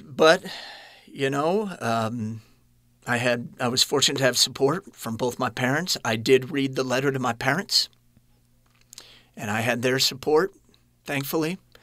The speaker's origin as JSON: {"language": "English", "town": "Kansas City", "region": "Missouri", "country": "United States", "tie": "born or raised there", "said": "I was born in Kansas City"}